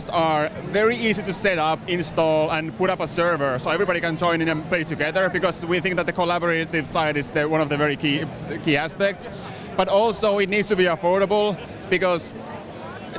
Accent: Finland; I'm from Finland

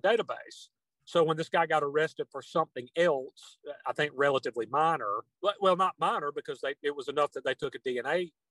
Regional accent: Union, South Carolina, United States; born there; I was born in Union, South Carolina, still reside there.

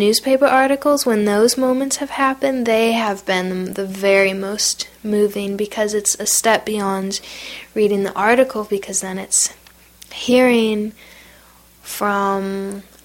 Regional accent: United States; I am not an Iraqi, I'm an American.

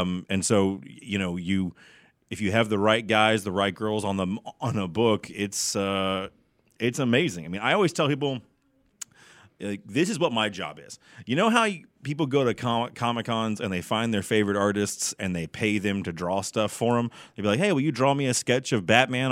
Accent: Garland, Texas, United States; I'm from Garland. I'm a, I'm a hometown boy here

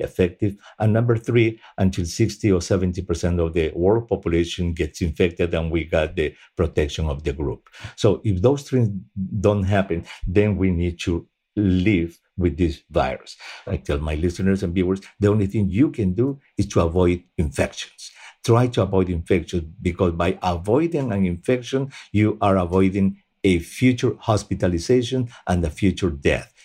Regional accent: Peru; moved away; Peru, at least, which is my home country.

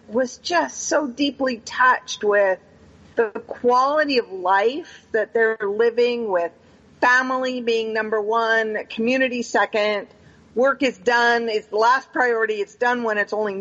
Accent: Pacific Northwest, United States; moved away; also born or lived in Panama; I grew up in the Pacific Northwest

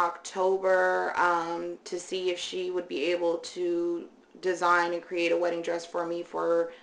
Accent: Seattle, Washington, United States; also born or lived in Virginia; I lived in Virginia, and we worked there. I just recently came back to Seattle in 2019.

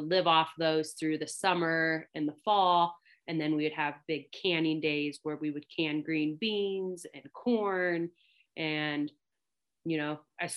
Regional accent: Longview, Washington, United States; I grew up in the West Coast, so Longview, Washington

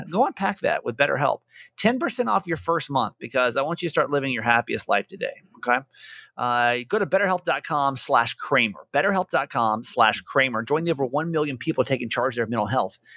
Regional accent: San Diego, California, United States; I'm from San Diego, and she was a listener to my last radio station.

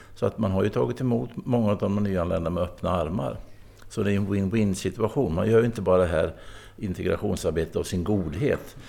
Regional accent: Östergötland, Sweden; i mitt hemlän Östergötland

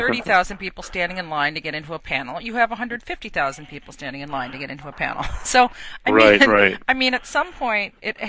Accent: New York, United States; as a New Yorker

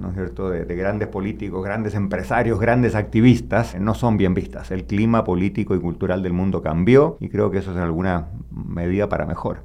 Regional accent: Chile; mi país, Chile

